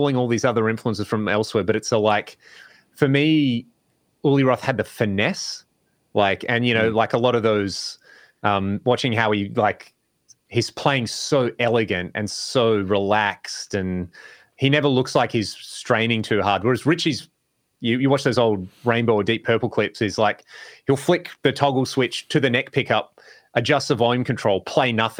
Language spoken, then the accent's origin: English; Australia; growing up in Australia